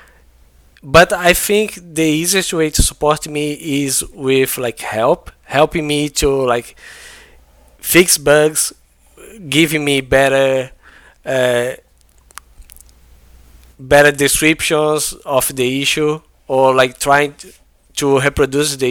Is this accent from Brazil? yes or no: yes; Brazil; English is a second language; I'm not an English first language like person, right? I'm from Brazil